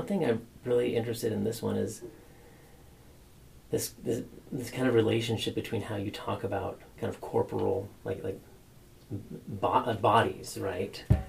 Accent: Northwest Washington, United States; I grew up in Northwest Washington, right? So this is like a very foreign, very strange landscape.

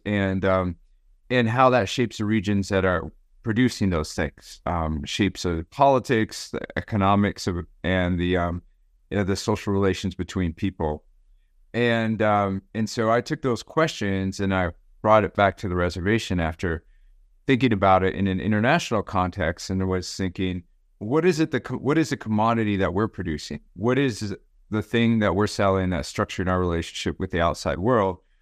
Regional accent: Gallup, New Mexico, United States; also born or lived in Arizona; I was born in Gallup, New Mexico, and, um, lived most of my life in the Mountain West or the, the western part of this continent. mainly in the Southwest, New Mexico and Arizona

